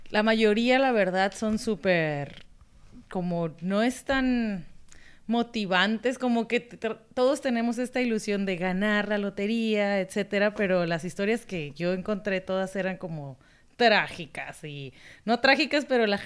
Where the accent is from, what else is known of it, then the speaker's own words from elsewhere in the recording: Mexico; now in United States; yo como mexicana lo compraba y me decían, no te lo van a dar porque eres mexicana.